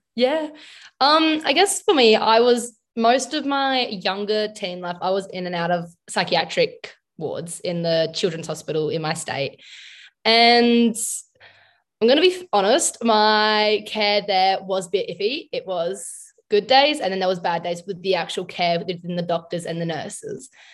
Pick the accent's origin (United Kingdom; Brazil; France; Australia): Australia; South Australia; I'm from South Australia, in Australia.